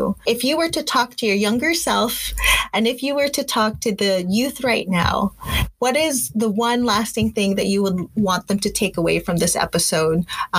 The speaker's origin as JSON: {"language": "English", "country": "Philippines", "lives_now": "Canada", "said": "this is a power that I'm claiming as a Filipino AX existing in existing in this space in Canada. Like you said, we are one of the largest diasporas."}